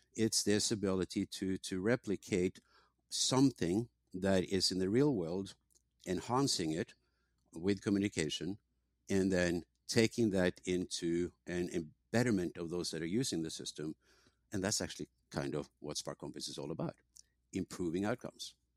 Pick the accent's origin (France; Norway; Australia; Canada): Norway; moved away as an adult; also born or lived in England; now in San Diego, United States; I grew up in Norway, went to university in England, uh, and came to, to San Diego